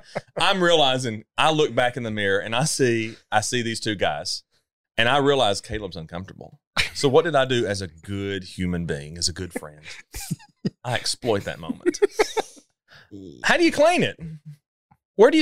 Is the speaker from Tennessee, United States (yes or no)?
yes; Sparta, Tennessee, United States; growing up in Sparta, Tennessee, where I grew up